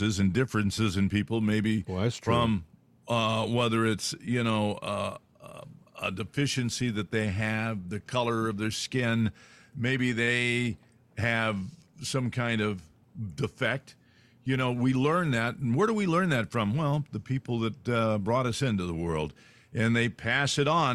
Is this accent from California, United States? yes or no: yes; San Joaquin Valley, California, United States; moved away; I grew up there. I grew up in the San Joaquin Valley, the gateway to the Sequoias.